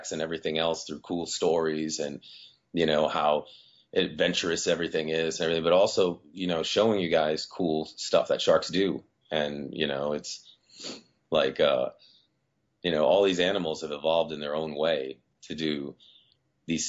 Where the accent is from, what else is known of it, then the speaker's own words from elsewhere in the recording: Rhode Island, United States; also born or lived in Azores, Portugal; Well, I'm originally from the Azores. And when I was 3 years old, I moved over here to New England. And I've lived here in Rhode Island for most of my life